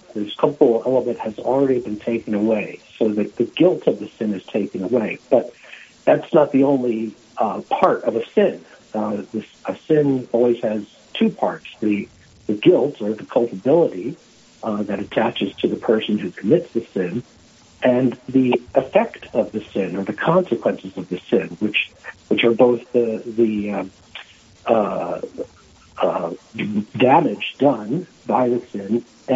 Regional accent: Philadelphia, Pennsylvania, United States; moved away as an adult; also born or lived in South Dakota; now in Rapid City, United States; I am originally from Pennsylvania, from the Philadelphia area

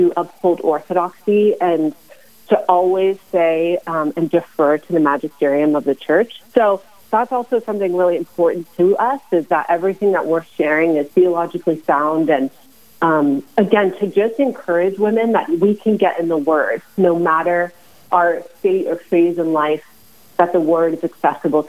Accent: Arizona, United States; we hail from Arizona

